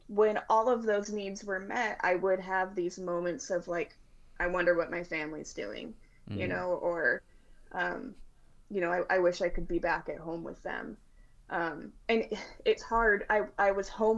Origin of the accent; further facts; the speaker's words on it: Washington, United States; I'm from Washington State